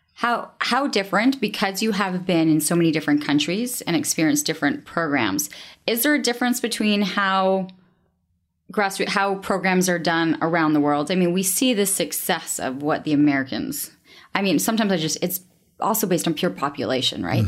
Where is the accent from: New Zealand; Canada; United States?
Canada; I'm Canadian